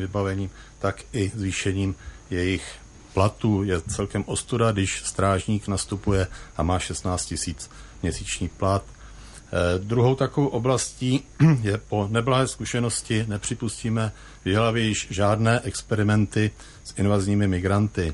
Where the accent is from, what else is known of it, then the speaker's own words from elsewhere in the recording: Jihlava, Vysočina Region, Czechia; jsem narozený v Jihlavě